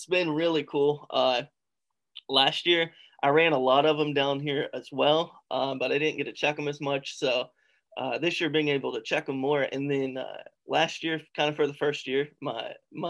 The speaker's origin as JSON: {"language": "English", "region": "West Virginia", "country": "United States", "tie": "born or raised there", "said": "I was born in West Virginia, raised in West Virginia"}